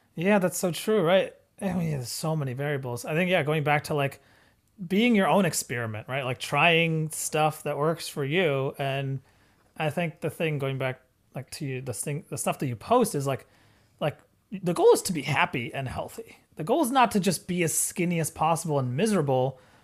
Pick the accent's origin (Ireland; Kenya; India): India; we're Indian